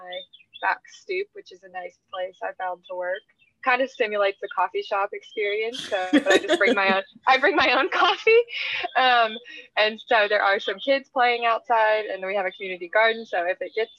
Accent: Tennessee, United States; moved away; I'm from Tennessee. I'm from the South

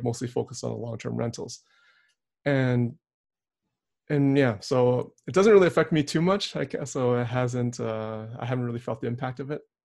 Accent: Edmonton, Alberta, Canada; now in Calgary, Canada; Calgary, where I currently reside, but I was born and raised in Edmonton

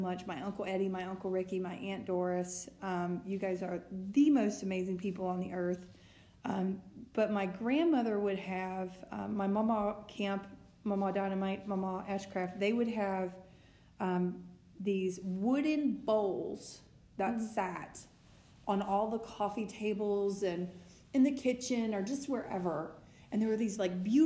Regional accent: Mississippi, United States; I'm from Mississippi

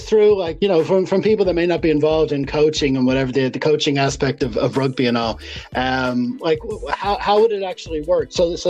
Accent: United States; now in Ireland; I'm an American with Portuguese ancestors living in Ireland

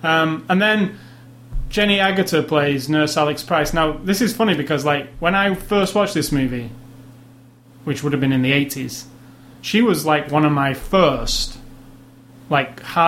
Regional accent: England, United Kingdom; Being English

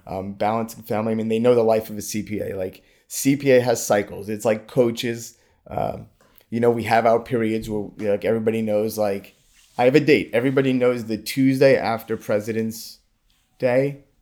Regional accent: New York City, New York, United States; now in South Florida, United States; I grew up in Brooklyn, New York

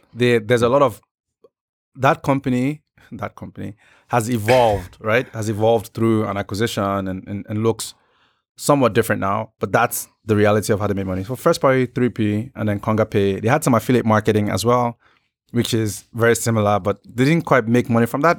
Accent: Nigeria; I'm Nigerian

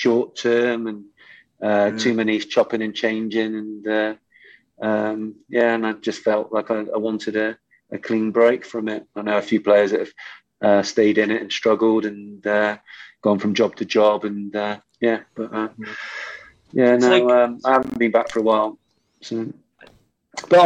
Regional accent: Bristol, South West England, United Kingdom; I was a Bristol City supporter

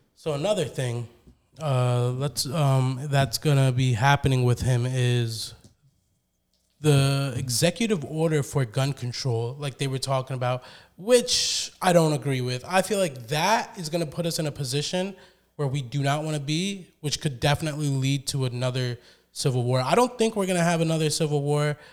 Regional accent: United States; I love being an American.

